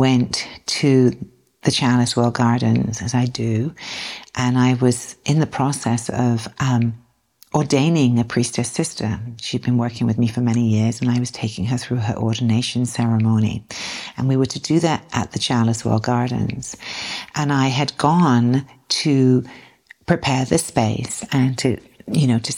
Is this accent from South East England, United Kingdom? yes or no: yes; South East England, United Kingdom; moved away as an adult; now in United States; I'm from the southeast of England, not the southwest of England.